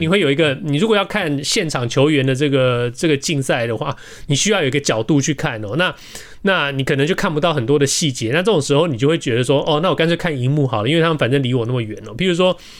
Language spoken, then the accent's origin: Chinese; Taiwan; now in Los Angeles, United States; 不像我们大巨蛋盖了多少年